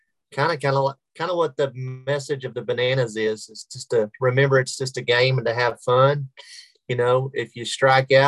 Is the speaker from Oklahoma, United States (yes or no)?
yes; Sulphur, Oklahoma, United States; now in Oklahoma City, United States; I taught there at my hometown, Sulphur, Oklahoma, and coached baseball